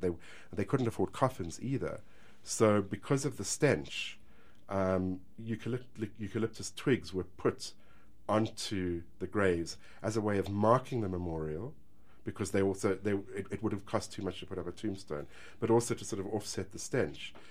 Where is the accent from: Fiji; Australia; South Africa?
South Africa; Johannesburg, Gauteng; we as Joburgers and we as South Africans